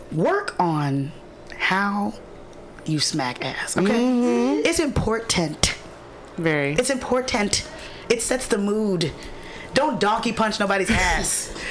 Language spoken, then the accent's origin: English; the South, United States; I'm from the South